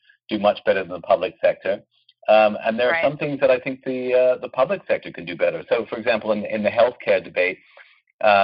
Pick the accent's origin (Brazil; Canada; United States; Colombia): Canada; I come from Canada